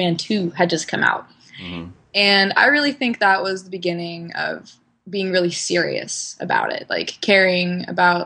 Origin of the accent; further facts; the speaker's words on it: the South, United States; I'm from the South, and, like, everyone in the South on Halloween is, like, a spooky ghost or princess